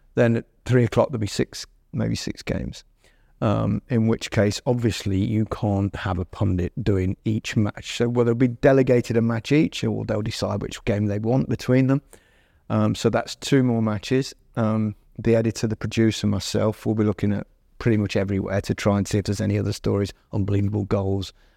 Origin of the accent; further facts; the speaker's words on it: Leicester, East Midlands, United Kingdom; Leicester brand, which is, you know, my hometown